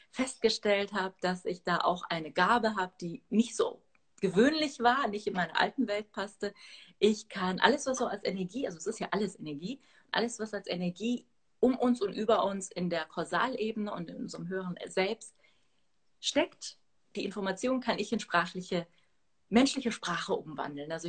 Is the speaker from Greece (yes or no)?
yes; Athens, Attica, Greece; born there; Also geboren bin ich in Athen, aber die Wurzeln sind aus der Gegend, aus äh, Arkadien, Astros, genau.